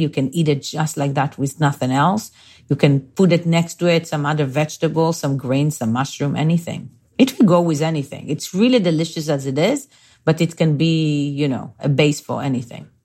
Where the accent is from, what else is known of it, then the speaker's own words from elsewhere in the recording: Bnei Brak, Tel Aviv District, Israel; moved away; I grew up in a small town called Bnei Brak, uh, and this is like five, seven minutes from Tel Aviv